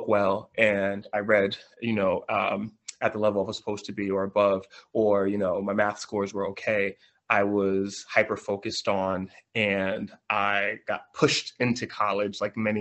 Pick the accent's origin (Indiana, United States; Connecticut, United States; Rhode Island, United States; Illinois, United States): Connecticut, United States; New Haven; I got an offer to substitute teach at my high school, James Hillhouse High